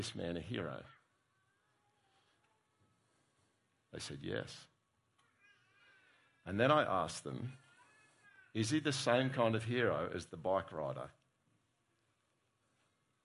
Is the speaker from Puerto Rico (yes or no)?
no; Australia; as an Australian